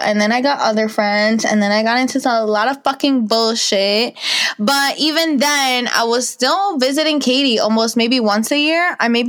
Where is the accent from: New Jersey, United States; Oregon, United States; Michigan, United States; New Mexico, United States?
New Jersey, United States; I am from New Jersey. I live in Bergen County.